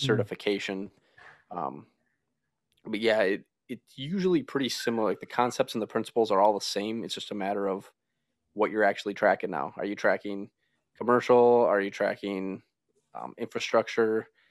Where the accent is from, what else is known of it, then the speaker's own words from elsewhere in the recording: United States; moved away as an adult; also born or lived in Minnesota / Wisconsin; now in West Virginia, United States; we're actually from Minnesota and Wisconsin